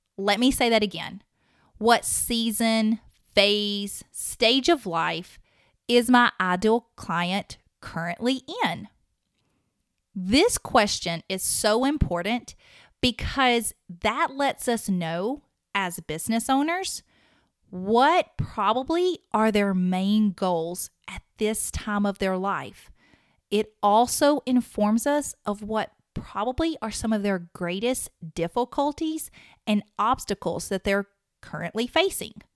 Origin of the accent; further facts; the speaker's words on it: the South, United States; accent: southern; my southern accent